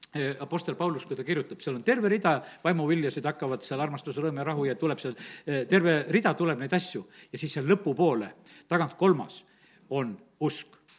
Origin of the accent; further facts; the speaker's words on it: Estonia; ma olen eestlane